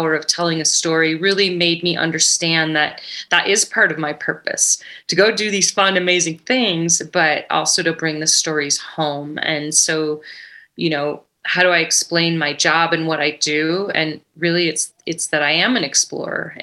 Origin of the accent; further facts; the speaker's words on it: Chicago, Illinois, United States; now in Ketchum, United States; I grew up in Chicago area and went to University of Illinois